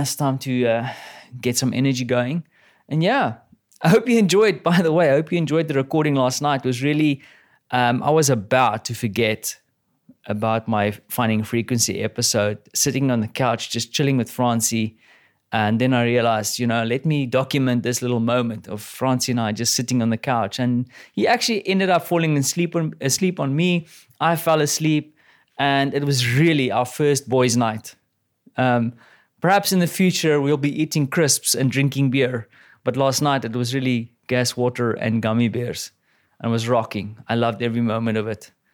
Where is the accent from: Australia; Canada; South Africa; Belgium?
South Africa; now in Poland; I'm a South African